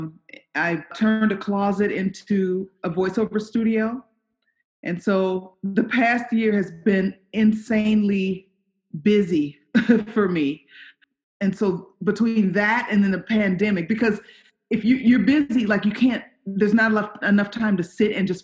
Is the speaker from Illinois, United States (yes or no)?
yes; Chicago, Illinois, United States; moved away as an adult; also born or lived in Iowa / Los Angeles; I grew up in Chicago. I'm from the south side